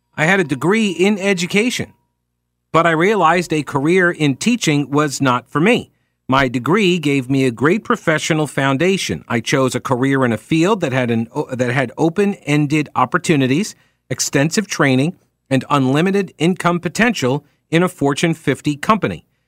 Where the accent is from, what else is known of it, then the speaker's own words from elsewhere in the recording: Long Island, New York, United States; moved away; I come from New York, where every single city has its, or uh, in on Long Island